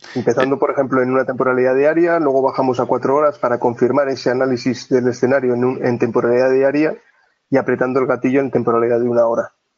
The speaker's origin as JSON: {"language": "Spanish", "town": "Oviedo", "region": "Asturias", "country": "Spain", "said": "Soy, soy de Oviedo, del Principado de Asturias, y vivo, vivo en Oviedo también"}